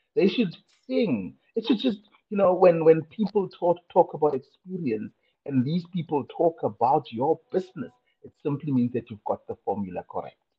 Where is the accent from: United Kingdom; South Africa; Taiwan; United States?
South Africa; Kimberley, Northern Cape; I was born in Kimberley, I think about four decades ago